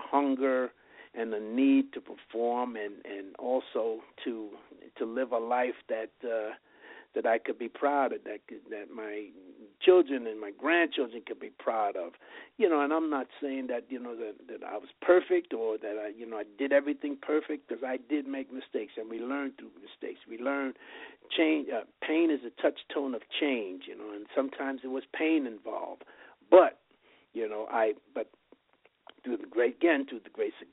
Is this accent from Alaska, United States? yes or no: no; New York City, New York, United States; born or raised there; now in Las Vegas, United States